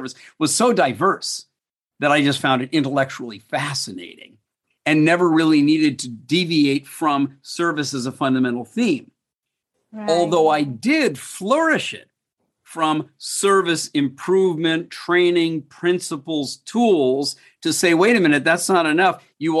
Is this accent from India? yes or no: no; United States; moved away as an adult; now in Singapore; When I came to Singapore from the United States 31 years ago to work on a project